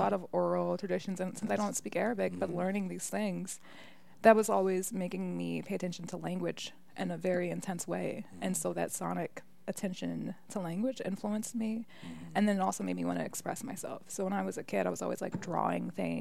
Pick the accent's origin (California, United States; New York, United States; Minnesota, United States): Minnesota, United States; Minneapolis; also born or lived in Michigan; I lived in the Twin Cities my whole life